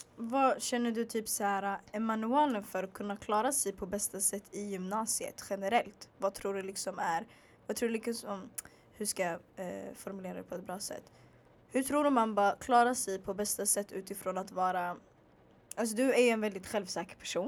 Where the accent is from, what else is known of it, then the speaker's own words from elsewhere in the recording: Stockholm, Stockholm County, Sweden; jag bara född och uppvuxen i Stockholm